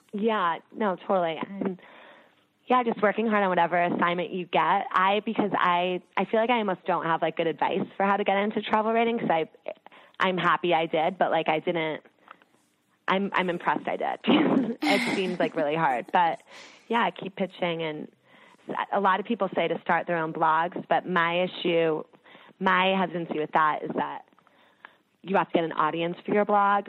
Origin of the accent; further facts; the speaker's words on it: outside New York, New Jersey, United States; I grew up outside of New York and New Jersey